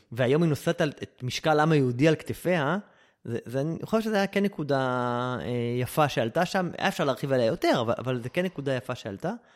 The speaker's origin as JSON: {"language": "Hebrew", "country": "Israel", "said": "אני ישראלי"}